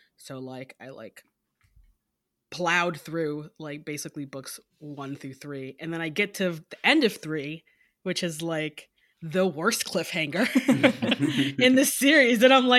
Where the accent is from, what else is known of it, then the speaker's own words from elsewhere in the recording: Detroit, Michigan, United States; Well, I am from Detroit, and which is part of my username